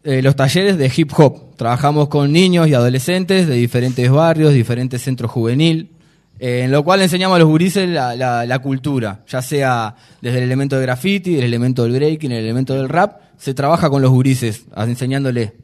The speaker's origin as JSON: {"language": "Spanish", "region": "Montevideo", "country": "Uruguay", "said": "nosotros somos de Malvin Norte"}